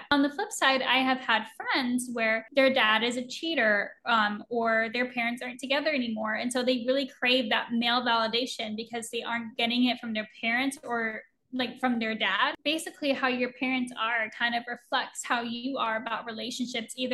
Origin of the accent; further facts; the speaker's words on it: Oregon, United States; moved away as an adult; I was 20 when I moved across the country from Oregon to Florida, didn't know anybody.